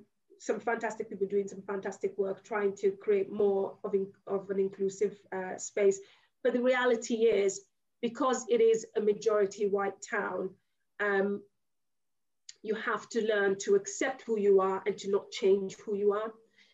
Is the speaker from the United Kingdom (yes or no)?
yes; United Kingdom; I am British, but I'm also Nigerian. And if you're accepting me, you've got to accept both sides of my culture.